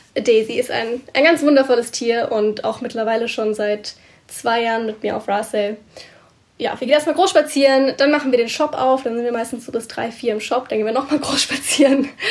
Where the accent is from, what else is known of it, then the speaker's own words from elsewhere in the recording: Germany; moved away as an adult; now in Scotland, United Kingdom; mich als Deutsche